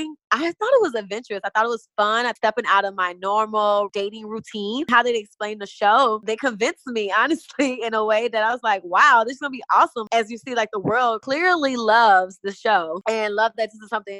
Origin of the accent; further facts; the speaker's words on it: Chicago, Illinois, United States; moved away; also born or lived in Atlanta; I'm originally from Chicago, Illinois